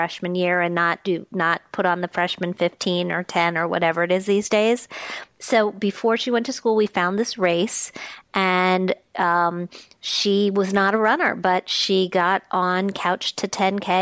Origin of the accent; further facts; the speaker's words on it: Wisconsin, United States; now in New York area, United States; I spent some time growing up in Wisconsin